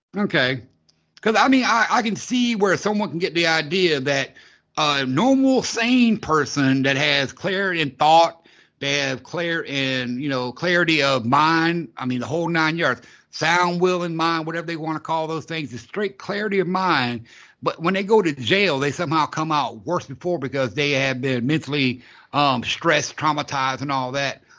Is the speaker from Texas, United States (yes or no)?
no; Florida, United States; I'm a southerner. I'm from Florida